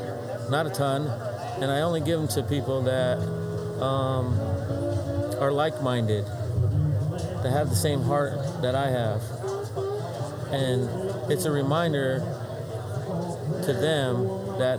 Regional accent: Clearwater, Florida, United States; Clearwater, Florida

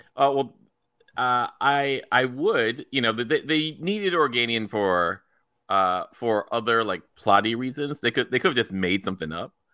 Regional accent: United States; me as an American

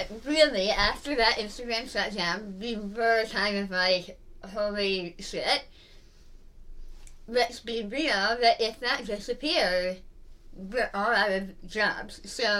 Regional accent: United Kingdom; Like I mentioned, I'm British and not the fancy kind. Like, my parents are from, like, the East End of London.

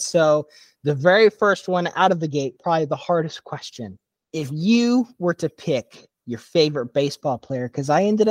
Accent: Indiana, United States; Being from Indiana

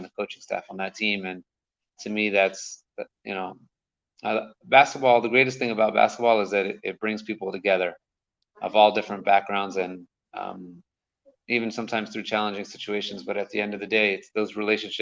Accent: Maryland, United States; moved away as an adult; now in Jerusalem, Israel; I grew up in Maryland

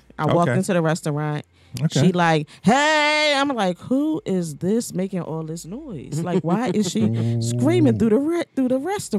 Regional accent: Philadelphia, Pennsylvania, United States; I'm from Philly.

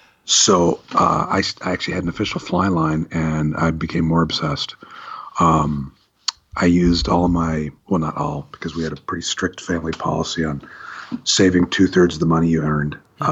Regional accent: Hillsboro, Oregon, United States; also born or lived in Walla Walla / Nampa; I grew up all around the Pacific Northwest. I was born in Hillsboro, and we lived in Walla Walla and Nampa, and back to Hillsboro.

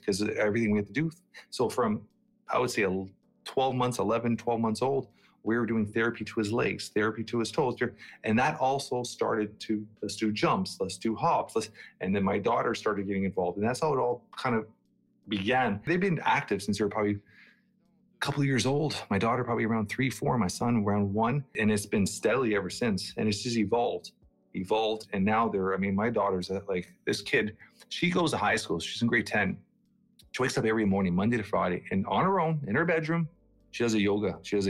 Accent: Portugal; now in Canada; My dad, when he first came to Canada, like my dad and I came from Portugal.

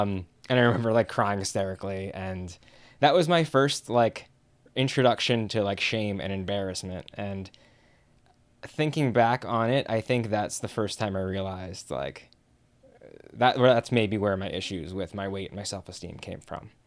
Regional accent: Chicago, Illinois, United States; I am from Chicago.

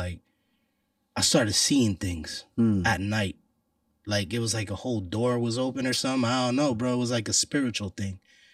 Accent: Puerto Rico; I'm Puerto Rican

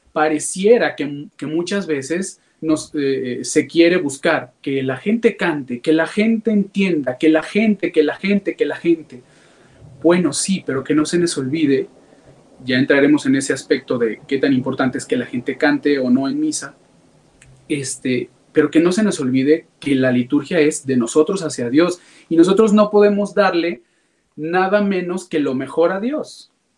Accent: Guadalajara, Jalisco, Mexico; Soy originario aquí de Guadalajara, Jalisco

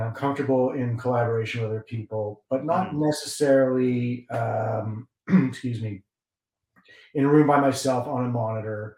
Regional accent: Canada; I'm Canadian

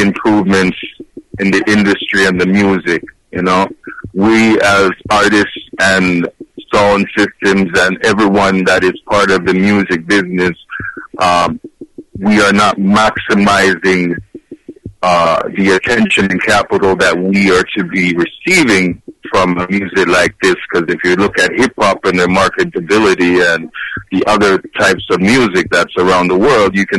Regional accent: Canada

